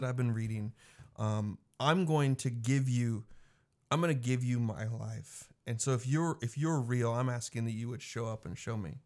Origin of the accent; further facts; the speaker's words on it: Mattoon, Illinois, United States; now in McPherson, United States; I grew up in Mattoon, Illinois.